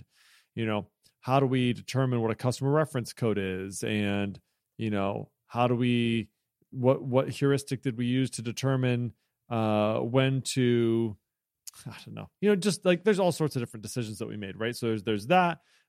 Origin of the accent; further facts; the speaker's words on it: Illinois, United States; I'm from Central Illinois.